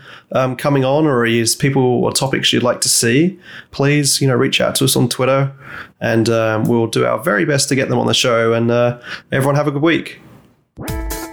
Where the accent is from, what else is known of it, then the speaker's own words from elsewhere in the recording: Great Dunmow, East of England, United Kingdom; now in Redmond, United States; I was from Great Dunmo, which is just outside Stansted